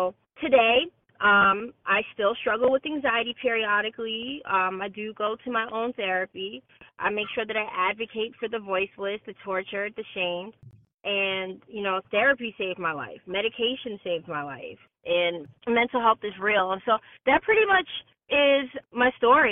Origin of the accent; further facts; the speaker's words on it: Massachusetts, United States; I actually moved back to my home state of Massachusetts to be closer to home to my parents